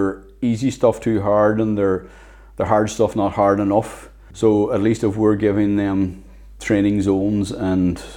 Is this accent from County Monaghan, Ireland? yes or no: no; Inishowen, County Donegal, Ireland; I come from Inishowen, Donegal.